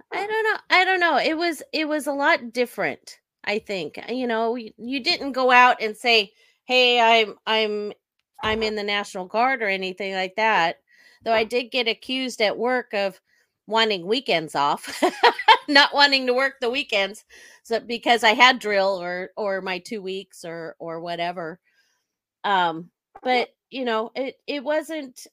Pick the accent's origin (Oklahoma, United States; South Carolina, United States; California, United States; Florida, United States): California, United States; Sacramento; I was born and raised in Sacramento, California. I still live in the area.